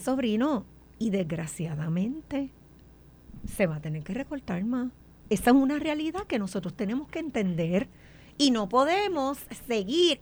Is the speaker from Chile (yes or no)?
no; Puerto Rico; nosotros aquí como puertorriqueños no acabamos de entender que Puerto Rico ha perdido mucha población